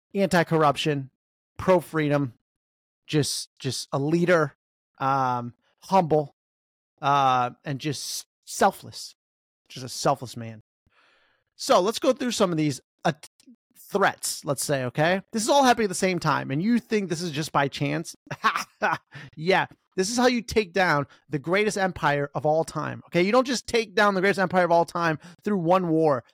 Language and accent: English; United States; We're American